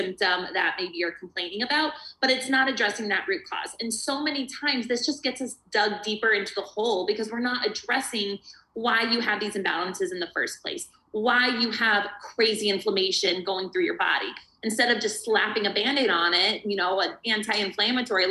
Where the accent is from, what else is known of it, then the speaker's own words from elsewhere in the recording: Arizona, United States; I'm from Arizona, warm, sunny Arizona.